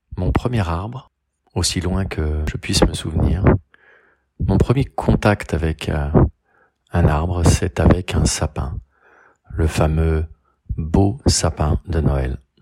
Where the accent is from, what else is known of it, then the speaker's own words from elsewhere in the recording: Rillieux-la-Pape, Auvergne-Rhône-Alpes, France; now in Garches, France; je suis né à Rieux-la-Pape, dans le Rhône, le 12 août 1970. Je vis à Garches, dans les Hauts-de-Seine